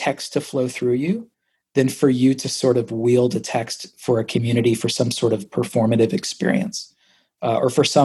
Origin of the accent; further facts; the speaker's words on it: Nashville and Orlando, the South, United States; I also have like some comfortability here in the South because I grew up in Nashville and Orlando